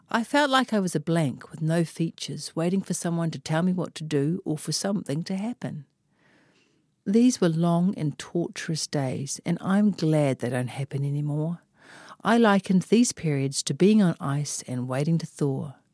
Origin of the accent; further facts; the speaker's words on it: Auckland, New Zealand; I am from West Auckland after all.